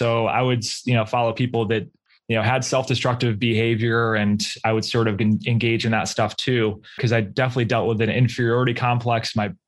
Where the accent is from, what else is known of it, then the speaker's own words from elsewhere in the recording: Rochester, New York, United States; So yeah, I am from Rochester, New York, which is about 6 hours outside of New York City. Anything that's like, I guess, west of Albany is considered upstate New York, but we are in fact, Western New York, for those who don't know.